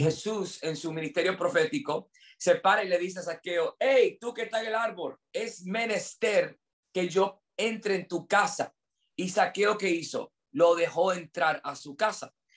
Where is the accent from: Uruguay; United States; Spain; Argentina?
United States; Spanish is a second language; moved away; yo soy gringo, entonces mi español es un poquito malo.